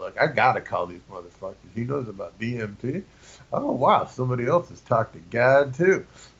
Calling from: Chicago, Illinois, United States; Just outside of Chicago, Illinois.

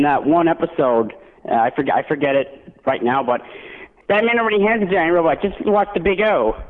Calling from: Greenwood Lake, New York, United States; Well, I'm calling from beautiful Greenwood Lake, as it says on the sign.

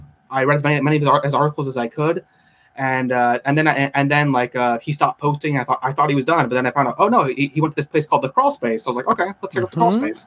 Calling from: Fresno, California, United States; I am calling from Fresno, California, from my own room.

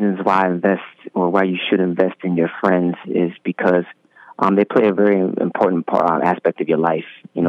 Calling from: Montclair, New Jersey, United States; I'm currently calling in from Montclair, New Jersey.

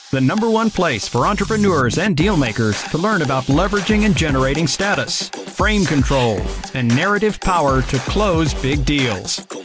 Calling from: Augusta, Georgia, United States; I'm in Augusta, Georgia.

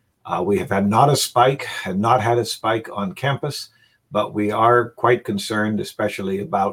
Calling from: Manhattan, New York, United States; I'm calling from Morningside Heights in Manhattan.

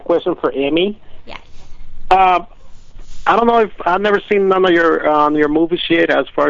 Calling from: Bell, California, United States; I'm calling from Bell, California.

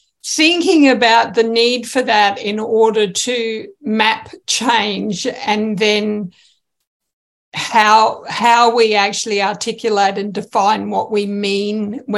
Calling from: Australia; So, yes, I'm joining from Australia

